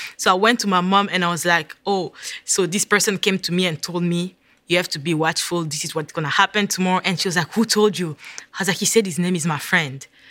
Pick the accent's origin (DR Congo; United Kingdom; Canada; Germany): DR Congo; moved away as an adult; also born or lived in Virginia; now in United States; I am originally from the Democratic, Democratic Republic of Congo